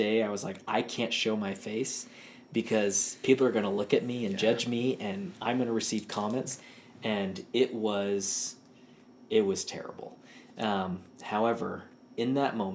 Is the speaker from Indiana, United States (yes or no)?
no; Houston, Texas, United States; moved away; the University of Houston, ooh, which is my hometown.